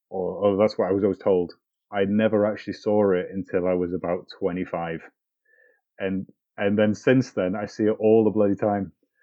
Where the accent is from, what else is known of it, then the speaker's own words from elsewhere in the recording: Llandudno, Wales, United Kingdom; I grew up on the Great Orme in North Wales